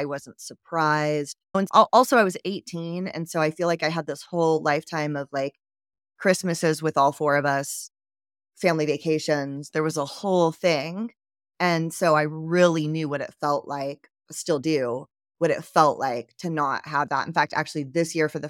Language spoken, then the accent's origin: English; Georgia, United States; also born or lived in Philippines; I grew up in Georgia. I actually lived in a bunch of different places.